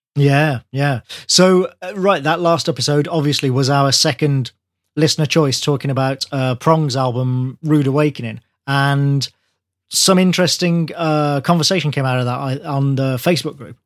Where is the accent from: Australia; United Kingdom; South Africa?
United Kingdom; Birmingham, West Midlands; Birmingham, my hometown